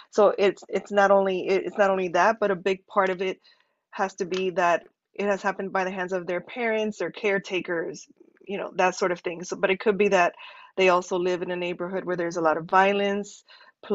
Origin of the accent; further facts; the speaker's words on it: Miami, Florida, United States; moved away as an adult; also born or lived in California / Kansas; now in Miami, United States; I'm from Miami, but I moved away from Miami